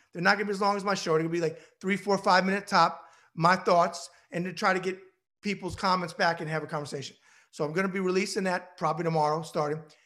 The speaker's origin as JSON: {"language": "English", "region": "New York", "country": "United States", "said": "I'm a New Yorker"}